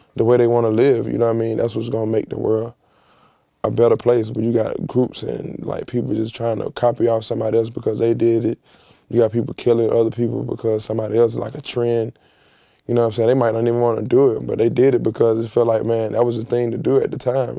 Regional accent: Atlanta, Georgia, United States; I come from Atlanta

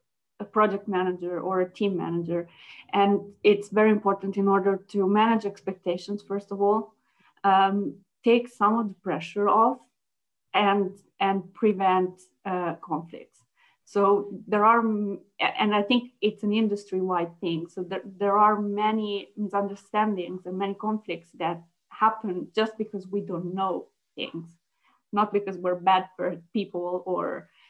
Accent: Italy; first language Italian; English is a second language; moved away as an adult; also born or lived in Germany; I speak Italian is my first language. Sure. So I was born in Italy

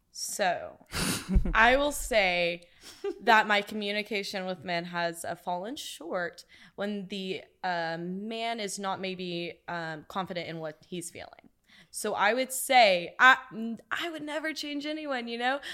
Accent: Corsicana, Texas, United States; from Corsicana, Texas

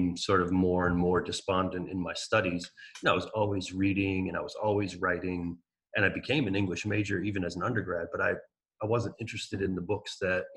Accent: Maryland, United States; I came to Maryland when I was 7. And I never really like felt any sort of attachment to it. But as I've gotten older, I've really realized like how lucky I was to grow up here

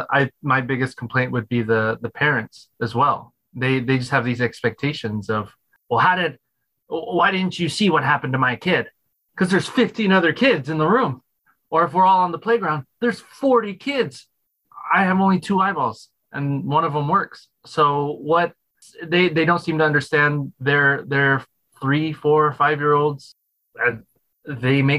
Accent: Phoenix, Arizona, United States; I was born in Phoenix, Arizona.

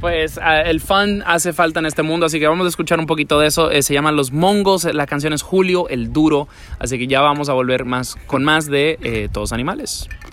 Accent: Dominican Republic; moved away; yo me crié en Dominicana

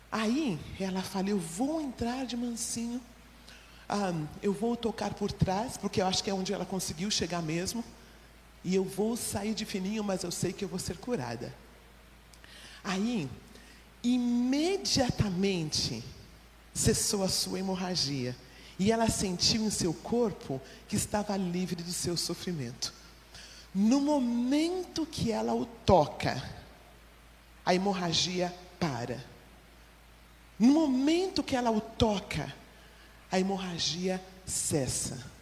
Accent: São Paulo, Brazil; E eu vim de São Paulo, não conhecia muito disso.

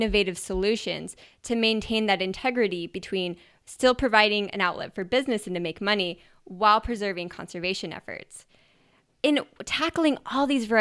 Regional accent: Idaho, United States; moved away; also born or lived in Montana; I grew up in Idaho and I lived in Montana for 5 years

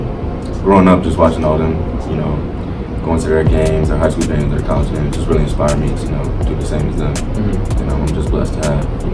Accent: Northern Virginia, United States; I'm from around this area. I'm from North Virginia, not too far.

